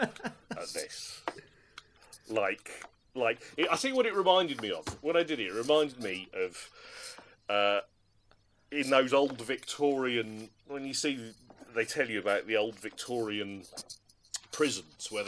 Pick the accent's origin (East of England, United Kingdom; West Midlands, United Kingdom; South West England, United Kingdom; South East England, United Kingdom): East of England, United Kingdom; Norwich; I didn't have much access to an arcade when I was growing up in Norwich in the 80s and early 90s.